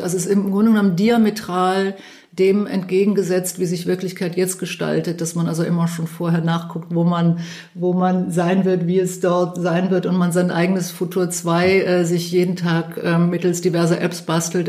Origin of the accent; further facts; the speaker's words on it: Cologne, North Rhine-Westphalia, Germany; Ich bin ja aus Köln